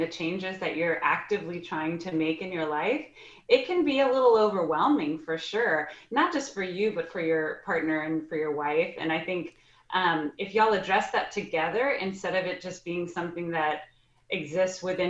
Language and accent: English; Texas, United States; I'm from Texas